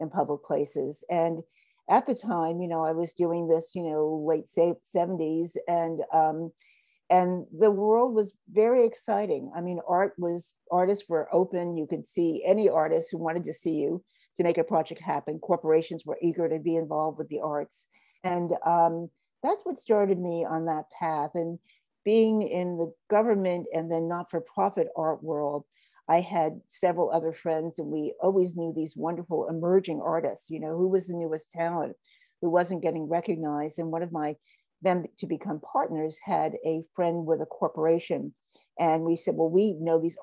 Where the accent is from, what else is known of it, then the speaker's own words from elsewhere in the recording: New York City, New York, United States; I grew up in New York. I grew up at a wonderful street in Harlem